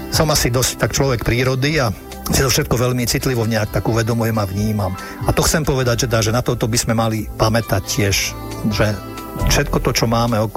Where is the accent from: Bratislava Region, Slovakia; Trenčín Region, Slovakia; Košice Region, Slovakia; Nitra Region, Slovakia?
Nitra Region, Slovakia; ja keď si spomeniem na svoje detstvo a e, svoje Vianoce a svoju zimu, tak to bývali a sme vyrastali pri Nitre Hej, takže mm, a tam bývali záveje po, minimálne po kolena.